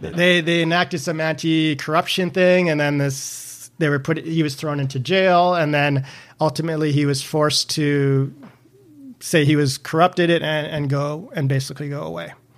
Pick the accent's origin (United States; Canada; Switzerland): Canada; I'm Canadian